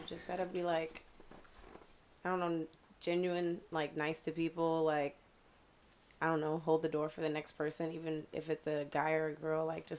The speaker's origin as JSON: {"language": "English", "town": "Chicago", "region": "Illinois", "country": "United States", "tie": "born or raised there", "moved": "yes", "lives_now": "Cape Coral, United States", "said": "I'm from Chicago."}